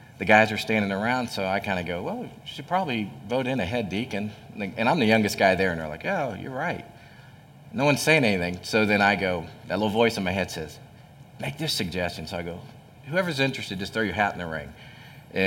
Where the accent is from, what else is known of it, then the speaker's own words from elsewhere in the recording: Hamilton, Ohio, United States; I grew up in Hamilton, and it was back when, you know, Hamilton was prosperous, had all the factories, Armco, you know, Fisher Body, you know, Beckett Paper, Champion Paper